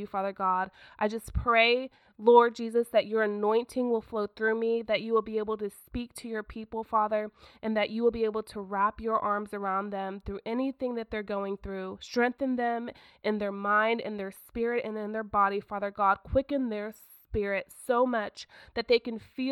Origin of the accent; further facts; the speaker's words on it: Oklahoma, United States; also born or lived in Broken Arrow, Oklahoma; I am from Oklahoma, and I live in a town called Broken Arrow.